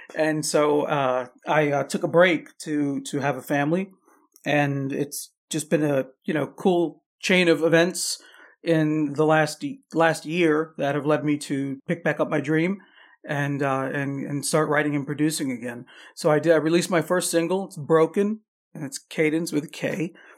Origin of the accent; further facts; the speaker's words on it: Long Island, New York, United States; I was born, born and raised on Long Island, New York